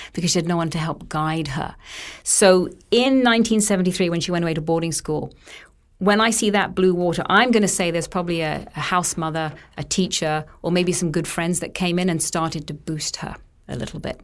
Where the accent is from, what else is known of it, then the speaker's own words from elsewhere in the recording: United Kingdom; I'm British